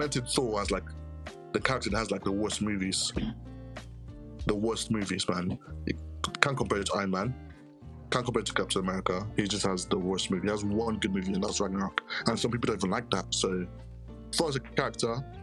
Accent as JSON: {"language": "English", "country": "Ghana", "said": "I'm Ghanaian"}